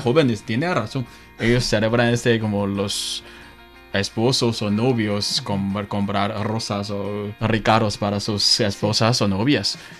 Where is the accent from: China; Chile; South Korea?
China; northern China; Spanish is a second language; Soy de norte